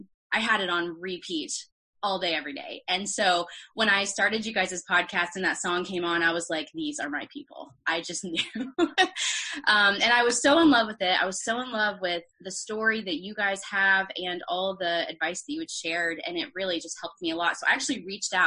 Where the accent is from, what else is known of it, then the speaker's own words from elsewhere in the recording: Peachtree City, Georgia, United States; moved away as an adult; also born or lived in Boston; now in Nashville, United States; I grew up in Peachtree City, Georgia, which is a suburb